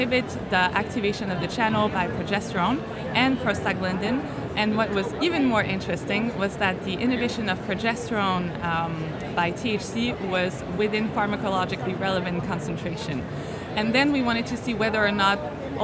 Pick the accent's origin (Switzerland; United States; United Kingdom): Switzerland; Geneva; I'm from Switzerland, Geneva, actually